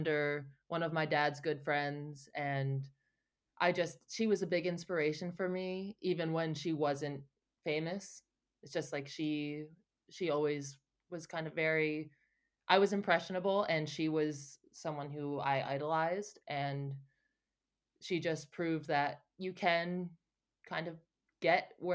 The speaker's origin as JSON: {"language": "English", "country": "United States", "said": "as an American"}